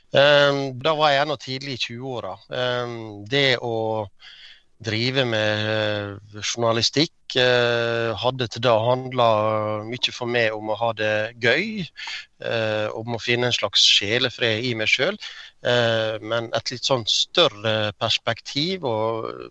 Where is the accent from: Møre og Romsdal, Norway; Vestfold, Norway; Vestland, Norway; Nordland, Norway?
Møre og Romsdal, Norway; Ålesund; Jeg vokste opp på Åse, en eh, drabantby i eh, Ålesund eh, kommune.